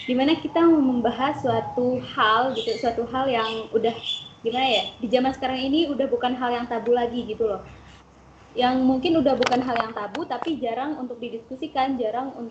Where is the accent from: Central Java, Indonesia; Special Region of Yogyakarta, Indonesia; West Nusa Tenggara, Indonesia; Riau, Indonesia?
West Nusa Tenggara, Indonesia; Aku dari Lombok, Nusa Tenggara Barat.